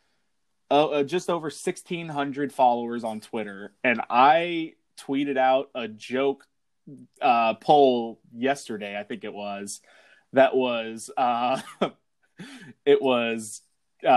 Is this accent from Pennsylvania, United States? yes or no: no; Wichita, Kansas, United States; growing up in Wichita, Kansas area, not a lot of soccer going on